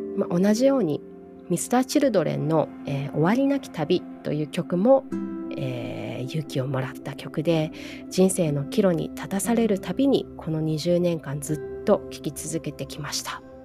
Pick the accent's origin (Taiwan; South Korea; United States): United States; Hawaii; also born or lived in Japan; 日本で生まれてハワイで育って